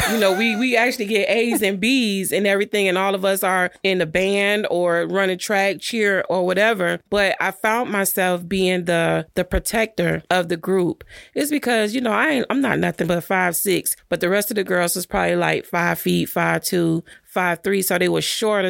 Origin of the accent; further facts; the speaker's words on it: Miami Gardens, Florida, United States; I'm from Carroll City